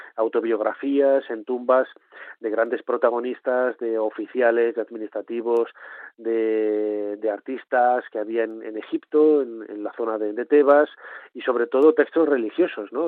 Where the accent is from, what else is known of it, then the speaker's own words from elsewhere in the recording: Valladolid, Castile and León, Spain; yo vengo de una familia muy humilde de, de Valladolid, aunque nací en León